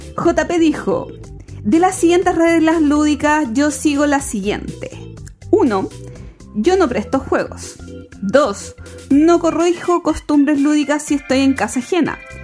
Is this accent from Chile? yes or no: yes; Chile; nosotros como chilenos